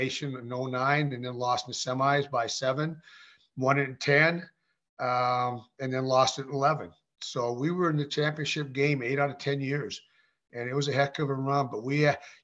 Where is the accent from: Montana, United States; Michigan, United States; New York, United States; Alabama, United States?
Montana, United States; Helena; growing up in Helena